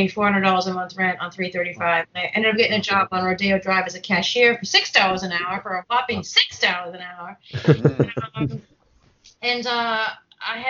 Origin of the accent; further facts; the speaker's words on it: Boston, Massachusetts, United States; moved away; I grew up in Boston. I'm from Boston